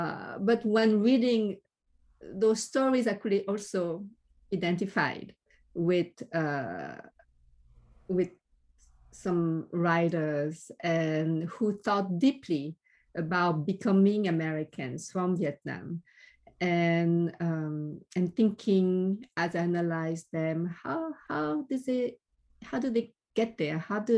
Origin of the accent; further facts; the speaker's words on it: France; English is a second language; now in San Francisco, United States; I was born and I grew up in France. And in France, you know, you can only say I'm French.